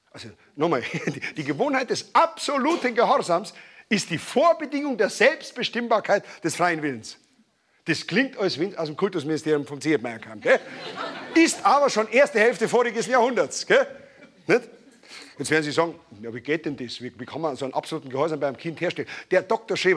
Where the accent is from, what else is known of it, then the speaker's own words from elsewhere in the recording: Bavaria, Germany; Das kennt man als Bayer, wenn man in Hamburg in ein Büro kommt und sagt Grüß Gott, dann sagen die gleich, ja, grüßen äh, Sie ihn schön, wenn Sie ihn sehen.